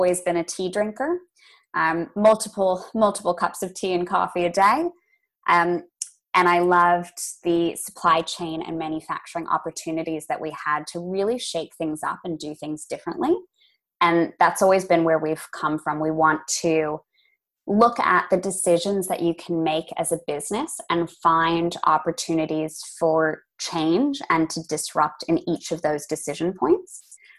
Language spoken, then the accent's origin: English; Los Angeles, California, United States; also born or lived in Boston, United States; I didn't grow up among farms, and I think that's where the fascination came from. I grew up in Los Angeles. Very big Lovely. City, and then moved to Boston, another big city.